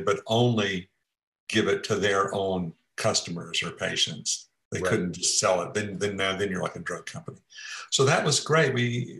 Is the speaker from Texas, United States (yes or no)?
yes; Port Arthur, Texas, United States; moved away as an adult; also born or lived in Bay Area, California; I grew up in Texas